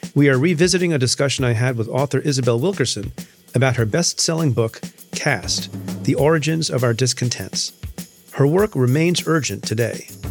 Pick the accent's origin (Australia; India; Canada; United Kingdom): India; I'm I'm Indian. I was born in India